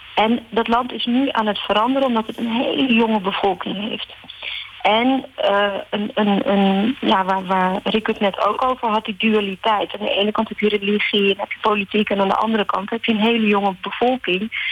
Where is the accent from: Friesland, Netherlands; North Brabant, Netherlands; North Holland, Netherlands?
North Holland, Netherlands; Amsterdam; also born or lived in Morocco; now in Rotterdam, Netherlands; Ik ben in Marokko geboren. Mhm. en ik ben in Amsterdam getogen en ik woon in Rotterdam.